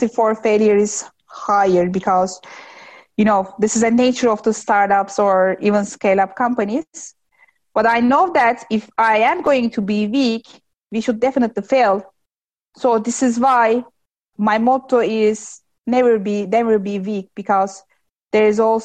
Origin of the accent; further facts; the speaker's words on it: Turkey; my hometown is 2 hours in the distance to Istanbul